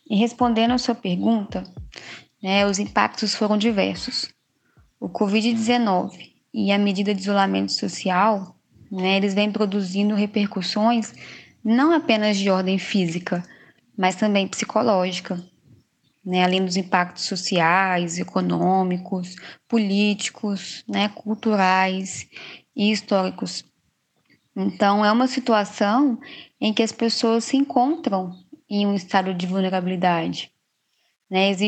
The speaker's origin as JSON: {"language": "Portuguese", "region": "Minas Gerais", "country": "Brazil", "lives_now": "Poconé, Brazil", "said": "Eu sou de Minas Gerais, me formei em psicologia lá em Minas e há quase dois anos eu estou morando aqui em Poconé, né, no Mato Grosso"}